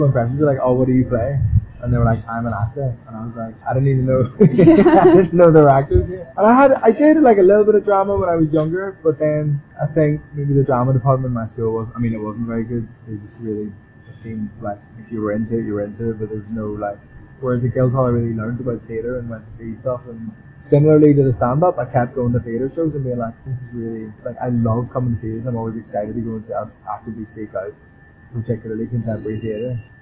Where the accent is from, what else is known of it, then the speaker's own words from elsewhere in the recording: Belfast, Northern Ireland, United Kingdom; moved away; I'm Irish